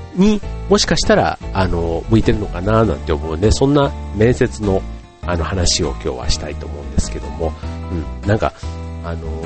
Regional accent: Kansai, Japan; 僕も関西人

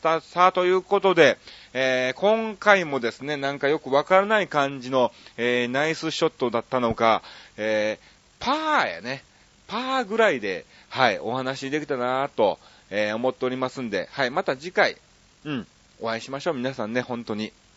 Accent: Osaka, Japan; moved away; 僕の実家がこの花区なのね。大阪のこの花区で USJ があるとこですわ。

